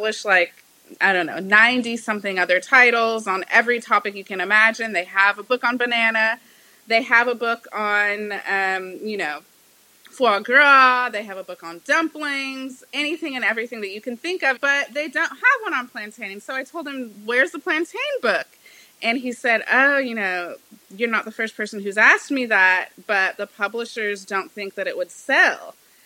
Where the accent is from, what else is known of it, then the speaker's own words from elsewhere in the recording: Bakersfield, California, United States; now in Los Angeles, United States; my siblings and I all grew up in a small town in California called Bakersfield